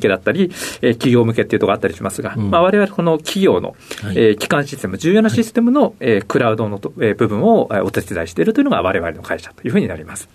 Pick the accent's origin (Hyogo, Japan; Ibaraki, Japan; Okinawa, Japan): Ibaraki, Japan; Tokai; 茨城のですね、東海村という、あの原発があるところですね。はい。あちらが出身です。